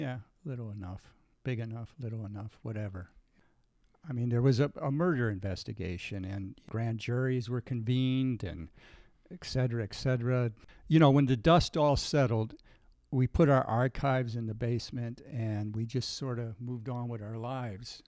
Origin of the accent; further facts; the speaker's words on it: Lockport, Illinois, United States; I grew up in Lockport